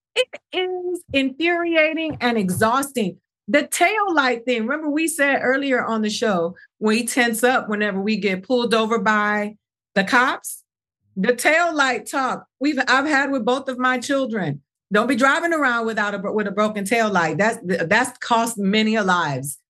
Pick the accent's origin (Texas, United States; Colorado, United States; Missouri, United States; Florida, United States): Florida, United States; Miami; I grew up in Miami